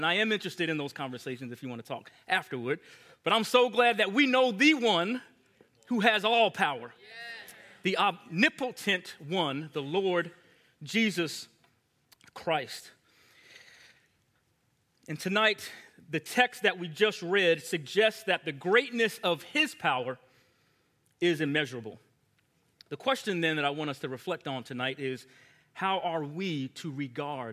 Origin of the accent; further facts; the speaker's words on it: Long Island, New York, United States; I grew up in Long Island, New York